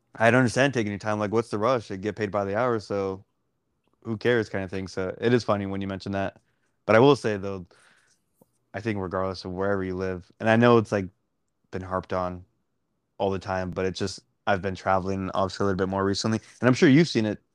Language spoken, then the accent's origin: English; Dallas, Texas, United States; I'm I'm from Dallas